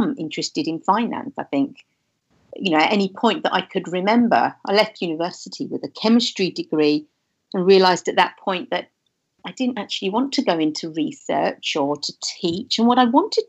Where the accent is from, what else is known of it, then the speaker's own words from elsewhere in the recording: London, United Kingdom; I grew up in London